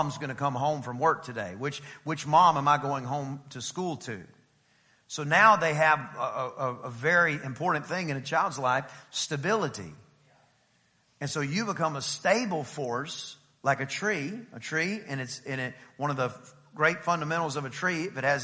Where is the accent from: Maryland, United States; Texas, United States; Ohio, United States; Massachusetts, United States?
Texas, United States; East; I'm from East Texas